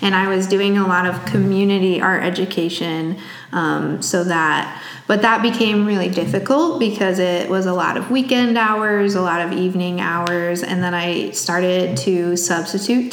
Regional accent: Plano, Illinois, United States; moved away as an adult; now in East Peoria, United States; I'm from a tiny town up outside of Aurora called Plano, Illinois

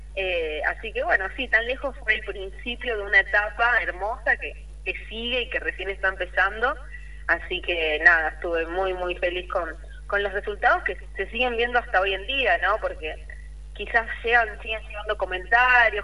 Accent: Rosario, Santa Fe, Argentina; yo soy de Rosario

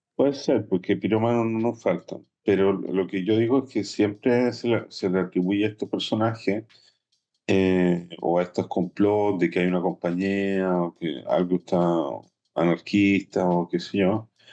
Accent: Chile; now in Israel; como comunidad chilena de Israel, de la cual los dos somos directivos

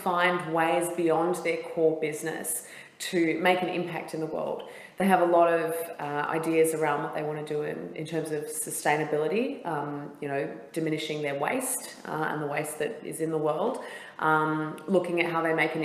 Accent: Perth, Western Australia, Australia; moved away as an adult; also born or lived in Bangkok, Thailand / San Francisco, United States; I'm from Perth originally.

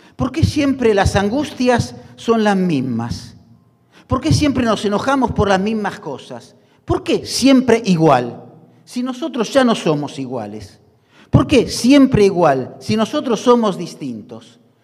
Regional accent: Argentina; como los argentinos

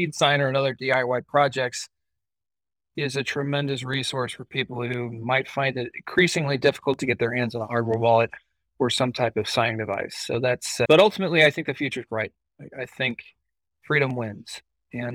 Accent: United States; as an American

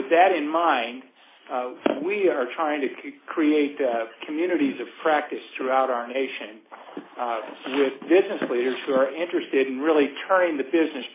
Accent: Cleveland, Ohio, United States; now in Minneapolis, United States; Cleveland, Ohio, which, by the way, is my hometown where I grew up, although I live in Minneapolis now

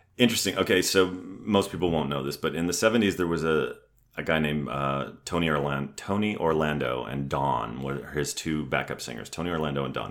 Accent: Ontario, Canada; also born or lived in San Diego, California; now in Atlanta, United States; we ended up back in my hometown, which is halfway between Detroit and Toronto

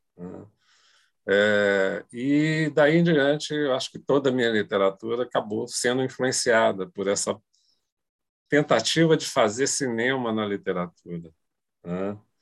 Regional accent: Brazil; eu sou brasileiro, eu tenho uma ligação forte com a cultura brasileira

